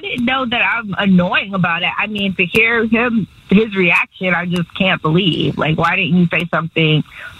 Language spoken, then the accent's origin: English; Boston, Massachusetts, United States; I was born in Boston